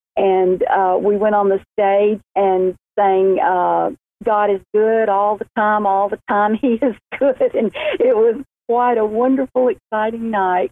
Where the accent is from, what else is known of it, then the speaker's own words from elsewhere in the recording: Montgomery, Alabama, United States; now in Birmingham, United States; I was born in Montgomery, Alabama, just a little uh, beautiful city, the capital of Alabama, and um, then moved to Birmingham uh, about 30 years ago